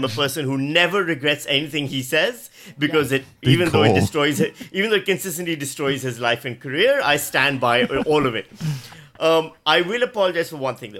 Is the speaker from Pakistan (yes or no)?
yes; Pakistan; moved away as an adult; now in Australia; as a Pakistani